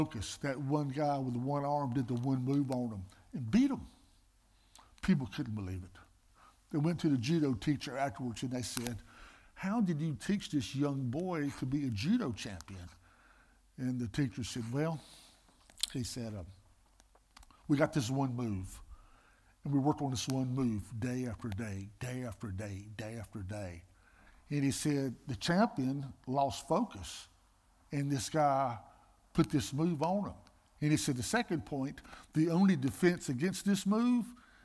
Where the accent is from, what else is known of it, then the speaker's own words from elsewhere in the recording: Greensboro, North Carolina, United States; I'm from Greensboro, North Carolina